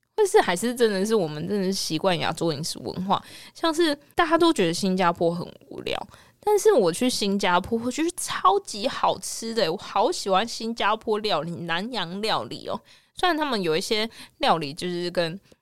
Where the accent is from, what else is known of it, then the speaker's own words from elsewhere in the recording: Kaohsiung, Taiwan; 我是高雄人